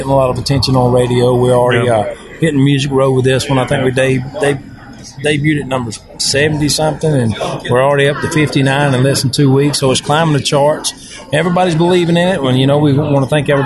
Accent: the South, United States; I'm from the South, grew up in the South, farming peanuts and cattle and hunting deer, fishing right there on the Chocktahatchee River

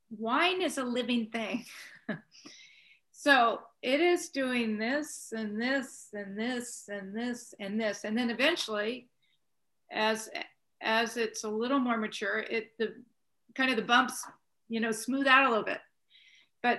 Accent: Croatia; born or raised there

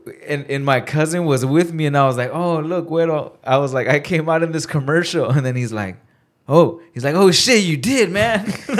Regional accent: Pomona, California, United States; also born or lived in Whittier; I grew up in Pomona.

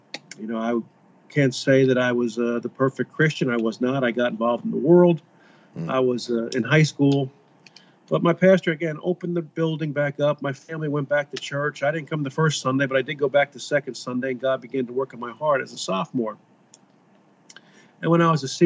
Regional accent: Kearny, New Jersey, United States; I was born and raised in Kearney, New Jersey. This is my hometown.

